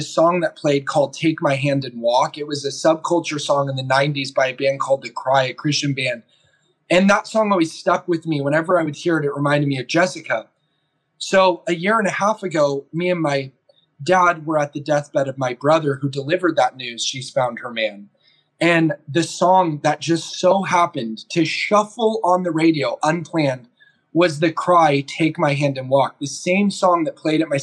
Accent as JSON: {"language": "English", "area": "Orange County", "region": "California", "country": "United States", "tie": "born or raised there", "moved": "as an adult", "lives_now": "Oregon, United States", "said": "I'm doing this from Orange County, about 5 minutes from where I went to high school. I live in Oregon now"}